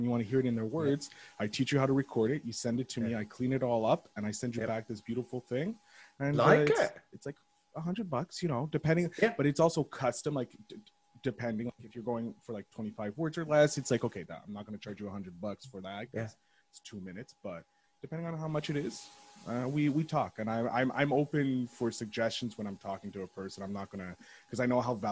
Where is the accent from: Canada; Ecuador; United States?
Canada; Montreal, Quebec; I'm obviously from Montreal, the former colony of you guys